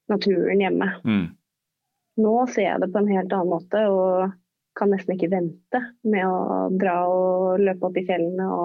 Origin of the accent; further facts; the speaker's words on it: Stranda, Møre og Romsdal, Norway; moved away as an adult; now in Oslo, Norway; Men det gjorde jo at jeg i årene etter at jeg flytta fra Stranda for å studere